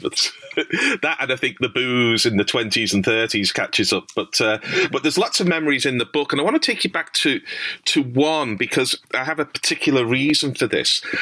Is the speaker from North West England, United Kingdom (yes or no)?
yes; Liverpool, North West England, United Kingdom; I grew up in Liverpool. You may tell from my accent